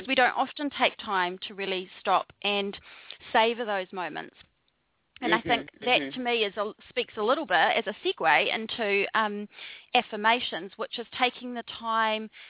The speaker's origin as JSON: {"language": "English", "country": "New Zealand", "tie": "born or raised there", "also_born_or_lived": "Wellington, New Zealand", "moved": "as an adult", "lives_now": "Bali, Indonesia", "said": "So I'm a Kiwi, which is a New Zealander. So I'm from down under. And I grew up in a very small farming community for the first 17 years of my life."}